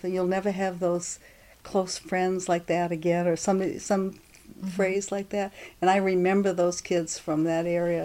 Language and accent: English; Rockland, Maine, United States; I was born in Rockland, Maine, in Knox County General Hospital in December 5th